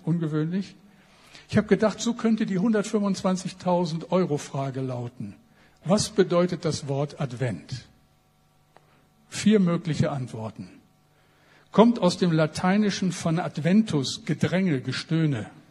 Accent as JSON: {"language": "German", "region": "Bremen", "country": "Germany", "said": "als ein Bremer"}